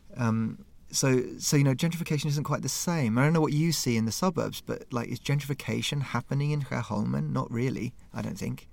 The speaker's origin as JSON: {"language": "English", "region": "London", "country": "United Kingdom", "moved": "yes", "lives_now": "Stockholm, Sweden", "said": "I'm from London"}